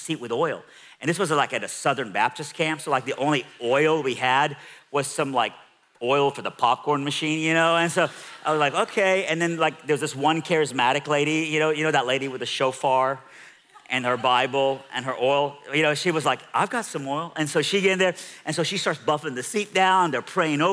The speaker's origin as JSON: {"language": "English", "country": "Iran", "moved": "yes", "said": "I'm from Iran"}